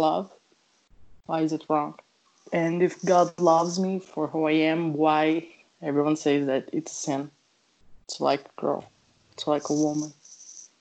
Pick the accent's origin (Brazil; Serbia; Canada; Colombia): Brazil; I'm from Brazil